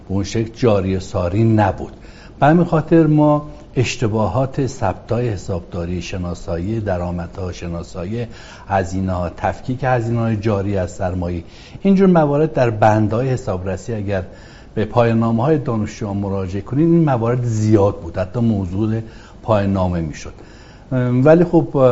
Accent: Marand, East Azerbaijan, Iran; moved away; also born or lived in Ahvaz / Tehran; اهل شهرستان مرند از توابع استان آذربایجان شرقی

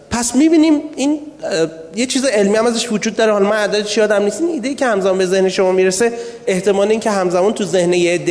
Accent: Abadan, Khuzestan, Iran; accent: Khuzestani; من آبادانی هستم ما معمولا خیلی سریح لحجه ایم خوزستانی ها

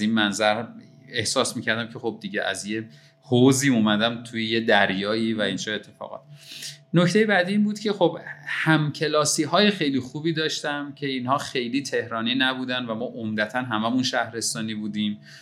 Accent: Qazvin, Qazvin Province, Iran; moved away as an adult; now in Tehran, Iran; در شهر قزوین به دنیا آمدم و همونجا تا 18 سالگی زندگی کردم

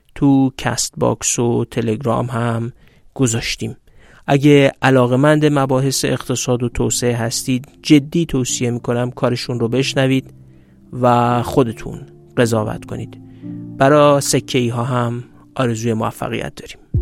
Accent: Iran; ما نه اصفهانی هستیم نه چهارمحالی نه یزدی نه خوزستانی ما ایرانی هستیم

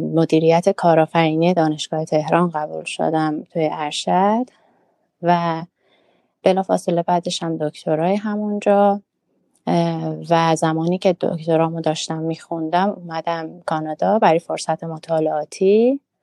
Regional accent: Urmia, West Azerbaijan, Iran; moved away as an adult; also born or lived in Tehran; now in Toronto, Canada; من اهل ارومیه هستم

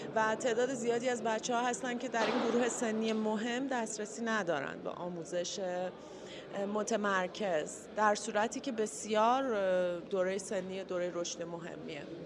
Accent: Iran; moved away; also born or lived in England; بعد از 13 سال تحصیل و کار در کشور انگلستان برگشتم ایران

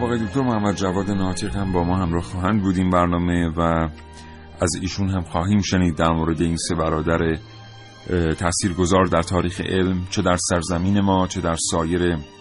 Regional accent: Iran; ما که ایرانی هستیم

